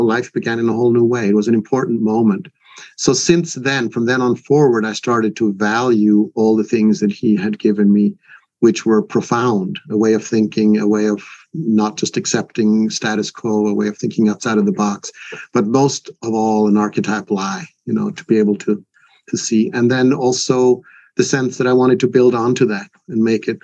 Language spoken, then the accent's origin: English; Switzerland; English is a second language; now in United States; my mother was Swedish, my father was American, and I was born and raised in Switzerland, a third country.